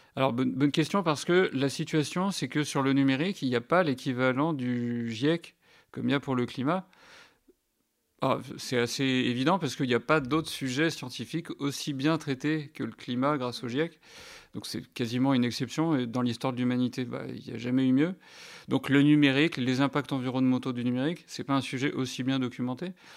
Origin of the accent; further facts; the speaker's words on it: France; on est français